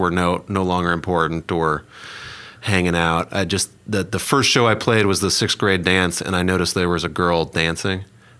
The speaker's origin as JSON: {"language": "English", "town": "Minneapolis", "region": "Minnesota", "country": "United States", "tie": "born or raised there", "also_born_or_lived": "Hollywood, California", "moved": "as an adult", "lives_now": "Oklahoma City, United States", "said": "I grew up in Minneapolis, Minnesota, moved out to Hollywood, California, and when I was 18."}